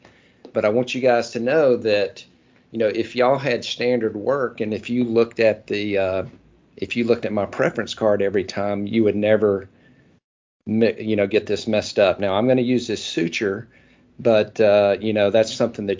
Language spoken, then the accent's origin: English; near Oxford, Mississippi, United States; Oxford, Mississippi, which is right down the road from my hometown